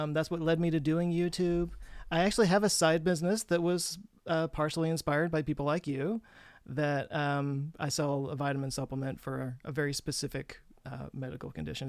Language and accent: English; Texas, United States; growing up in Texas